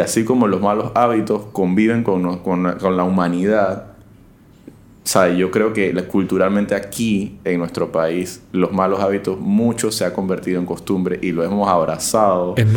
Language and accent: Spanish; Panama; como ciudadano y como panameño